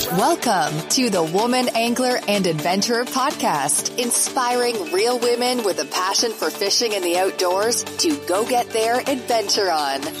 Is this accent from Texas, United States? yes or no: no; Naples, Florida, United States; I grew up in Naples on the water here